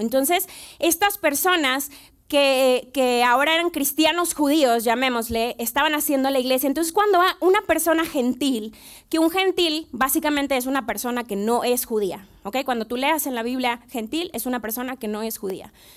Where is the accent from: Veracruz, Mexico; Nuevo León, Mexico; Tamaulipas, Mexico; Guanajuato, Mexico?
Nuevo León, Mexico; Monterrey; moved away as an adult; now in Mexico City, Mexico; yo soy de Monterrey, tenemos cerca de tres años en la ciudad